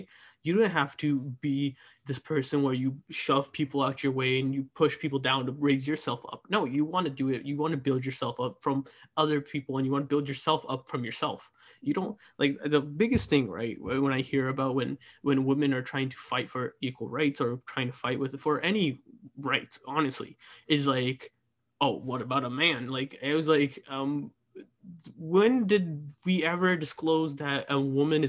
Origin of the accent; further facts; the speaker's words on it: United States; being part of the generation that has to grow up here in America